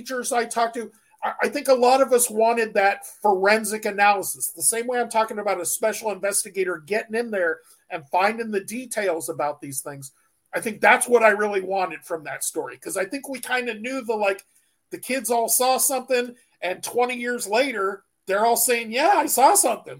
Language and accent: English; San Diego, California, United States; I grew up in San Diego